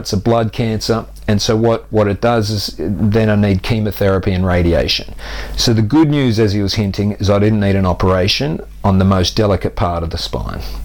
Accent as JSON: {"language": "English", "country": "Australia", "tie": "born or raised there", "moved": "as an adult", "lives_now": "United Kingdom", "said": "I grew up active on the Australian beaches. So I was a surfer uh, from the age of five till I went away for university at 18."}